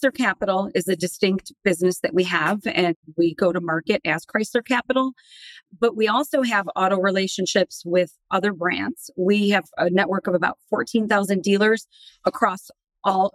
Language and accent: English; Detroit, Michigan, United States; Born and raised in Detroit